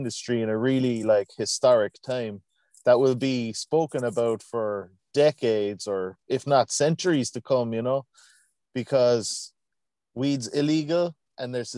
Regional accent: Cork, Munster, Ireland; also born or lived in Canada; I come from Cork, Ireland, born and raised

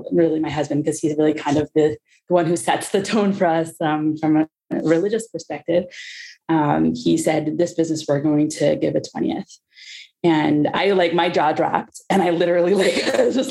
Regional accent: Cincinnati, Ohio, United States; moved away as an adult; now in Israel; I was born in Cincinnati, Ohio, not far from you.

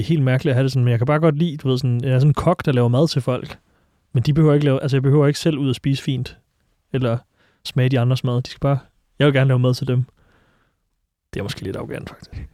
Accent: Silkeborg, Central Denmark Region, Denmark; now in Copenhagen, Denmark; Jeg voksede op i Silkeborg

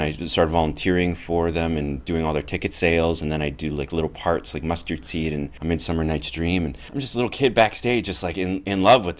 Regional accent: Edmonton, Alberta, Canada; also born or lived in Greece / Lake Louise / Banff / Golden; I was born in Greece. I lived there until I was about 3, and then I moved to Canada, and I grew up in a lot of different places in Canada. I grew up primarily Alberta, so Edmonton, and then I moved to Lake Louise, Banff

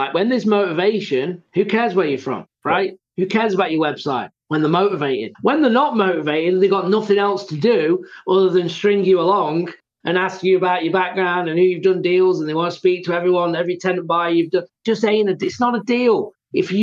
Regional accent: England, United Kingdom; I'm from England

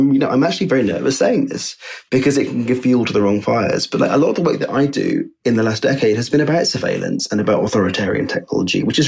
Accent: United Kingdom; in the UK, we often feel quite insulated from these conspiracies

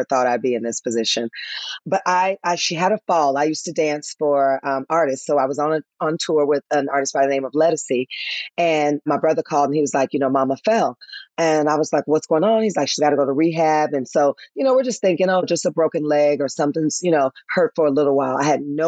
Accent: Memphis, Tennessee, United States; moved away; also born or lived in Atlanta, Georgia; my hometown of Memphis, Tennessee

